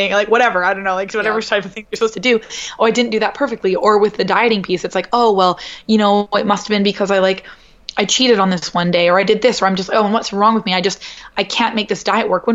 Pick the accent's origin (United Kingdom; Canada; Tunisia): Canada; moved away as an adult; now in New York, United States; growing up in Canada